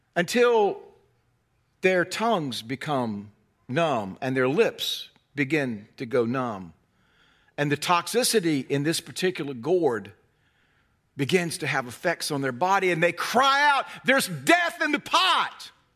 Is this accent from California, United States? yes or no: no; North Carolina, United States; I'm from North Carolina, hence the carefully honed accent